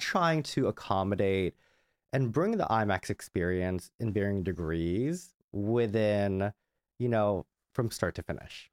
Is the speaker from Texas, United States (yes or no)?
no; Southern California, United States; I grew up in Southern California.